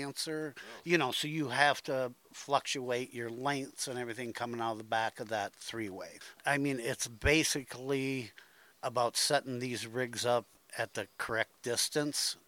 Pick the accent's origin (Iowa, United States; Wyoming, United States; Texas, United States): Iowa, United States; Dubuque; Dubuque Pool, which is my hometown pool